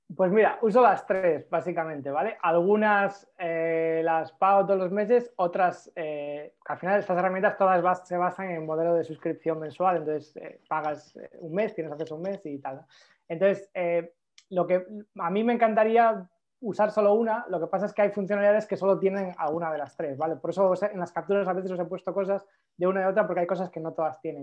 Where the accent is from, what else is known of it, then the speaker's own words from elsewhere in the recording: Galicia, Spain; soy gallego